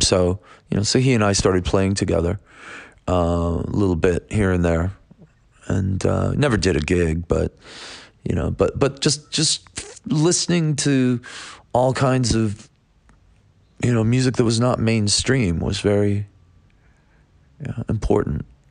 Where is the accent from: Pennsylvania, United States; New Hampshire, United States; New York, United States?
New York, United States; Buffalo; I'm from Buffalo, New York